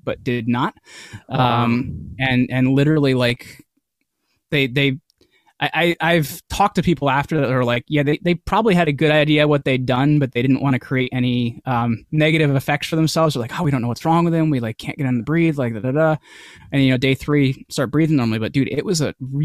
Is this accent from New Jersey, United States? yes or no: yes; New Jersey, United States; I'm from New Jersey